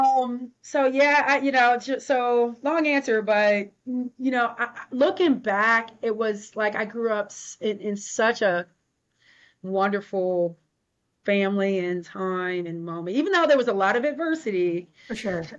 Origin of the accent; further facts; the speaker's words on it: Ohio, United States; now in Portland, United States; I am a classic Midwest girl. like I'm from Ohio, so I say hi